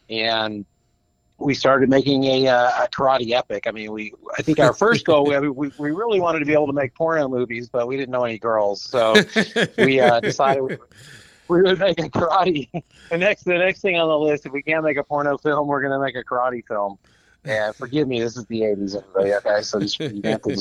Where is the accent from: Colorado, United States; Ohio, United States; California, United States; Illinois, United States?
California, United States; Los Angeles; moved away; also born or lived in Houston, Texas; I grew up in Los Angeles and then moved to Houston